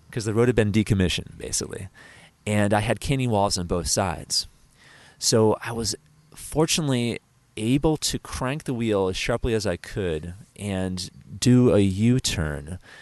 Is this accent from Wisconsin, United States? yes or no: no; New York, United States; back in my home state of New York